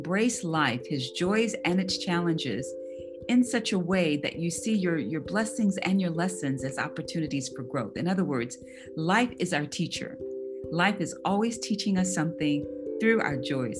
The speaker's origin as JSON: {"language": "English", "town": "Atlanta", "region": "Georgia", "country": "United States", "also_born_or_lived": "Saudi Arabia / Bahrain", "moved": "yes", "lives_now": "Springfield, United States", "said": "I'm originally from Atlanta, Georgia. I currently live in Springfield, Ohio."}